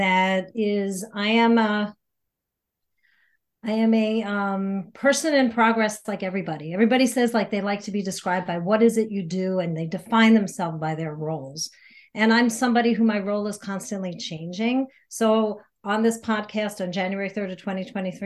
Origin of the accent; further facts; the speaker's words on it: New York, United States; also born or lived in Chicago area / Michigan; now in Chicago, United States; But I'm from New York originally. I'm not from the Chicagoland area.